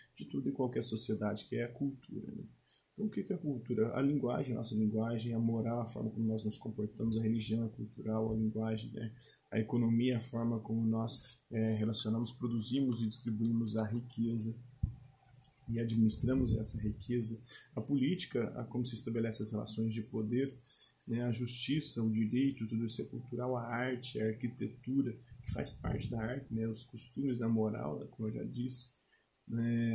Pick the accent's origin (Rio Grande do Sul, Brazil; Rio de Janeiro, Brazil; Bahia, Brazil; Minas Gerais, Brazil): Minas Gerais, Brazil; como mineiro